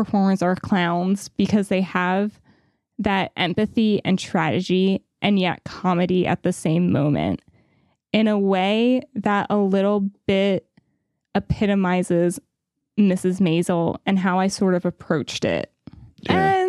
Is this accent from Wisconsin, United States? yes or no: no; New York, United States; And of course, growing up in New York, I love those strange stripes and then the red Pulcinella hat worn by Rose.